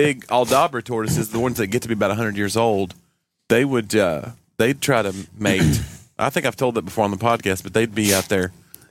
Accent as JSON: {"language": "English", "region": "East Tennessee", "country": "United States", "lives_now": "Nashville, United States", "said": "Somehow they know I'm from East Tennessee."}